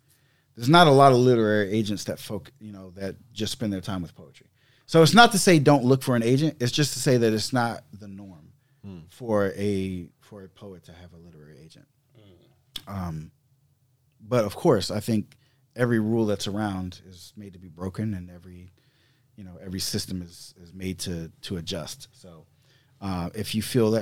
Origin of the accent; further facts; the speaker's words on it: the South, United States; growing up in the South and being mixed.